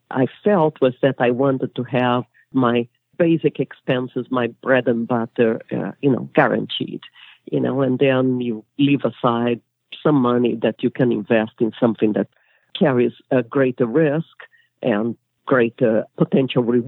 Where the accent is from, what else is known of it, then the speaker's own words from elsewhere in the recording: Brazil; moved away as an adult; also born or lived in England; now in United States; I'm originally from Brazil